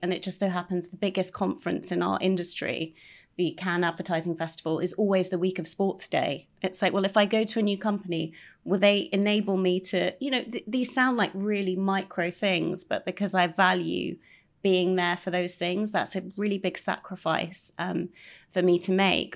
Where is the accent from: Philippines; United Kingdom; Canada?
United Kingdom; being quite British